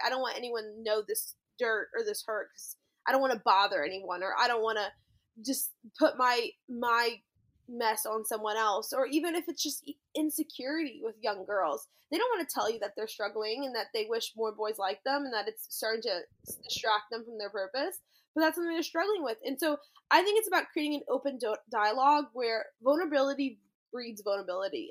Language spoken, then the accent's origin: English; New Orleans, Louisiana, United States; moved away as an adult; also born or lived in Texas; now in Orlando, United States; I grew up near New Orleans in public school and high school